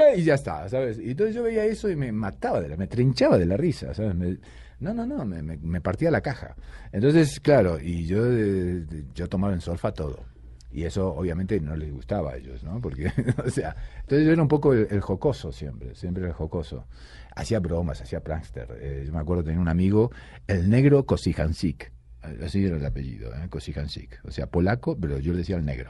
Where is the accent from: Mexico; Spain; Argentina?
Argentina; Rosario, Santa Fe; moved away; also born or lived in Buenos Aires, Argentina; yo eh, de Rosario, pero digamos que soy de Buenos Aires, porque Rosario nací, pero luego toda mi carrera la hice en, Buenos Aires